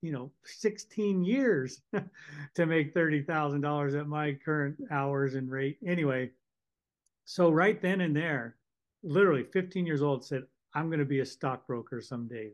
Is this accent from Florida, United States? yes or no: no; Northern California, United States; I grew up in California, Northern California